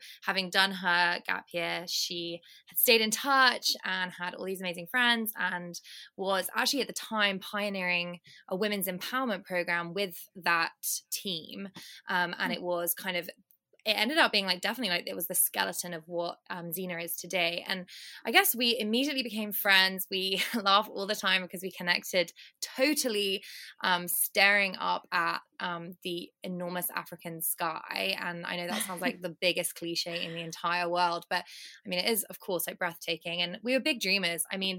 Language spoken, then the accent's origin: English; United Kingdom; now in London, United Kingdom; And right now I'm in London, I'm British.